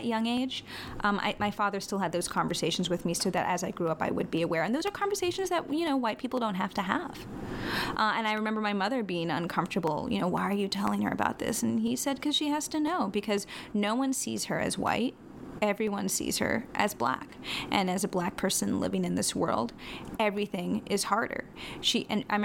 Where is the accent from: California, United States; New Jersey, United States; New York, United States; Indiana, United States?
New York, United States; I was born in New York